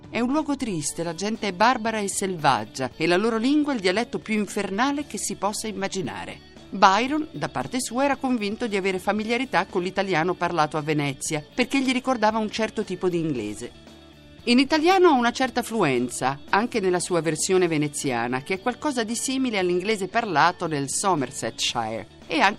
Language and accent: Italian; Croatia; Italian is a second language; now in Bologna, Italy; Vengo dalla Croazia